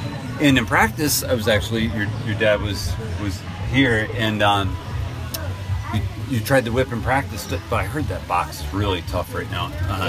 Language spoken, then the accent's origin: English; Connecticut, United States; so I'm from Connecticut